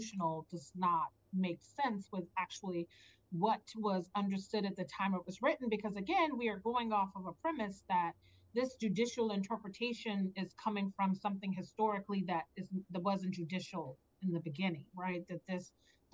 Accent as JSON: {"language": "English", "region": "Maryland", "country": "United States", "also_born_or_lived": "Virginia", "said": "I went to a state school in Virginia, even though I'm from Maryland"}